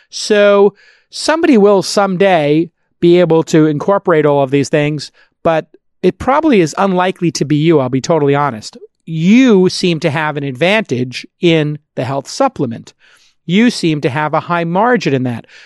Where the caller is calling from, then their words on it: San Francisco, California, United States; I'm calling from San Francisco.